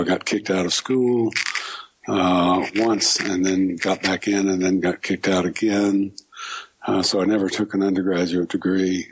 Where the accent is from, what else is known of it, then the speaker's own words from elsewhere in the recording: Houston, Texas, United States; moved away as an adult; also born or lived in New York / Baltimore / Hattiesburg, Mississippi; I was born in Houston and lived there until uh, sometime I moved to New York. And uh, when I was about 22